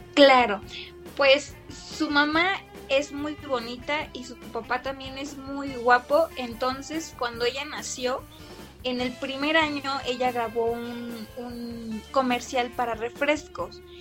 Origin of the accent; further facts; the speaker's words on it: Mexico; parte de nuestra, pues de nuestra esencia como mexicanos, eh, la forma en que pues se vive aquí en México